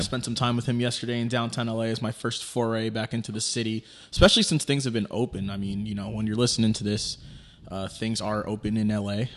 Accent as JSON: {"language": "English", "town": "New York City", "region": "New York", "country": "United States", "tie": "born or raised there", "moved": "yes", "said": "it's in Queens, New York, my hometown, Fresh Meadows, probably like ten minutes away from my childhood home"}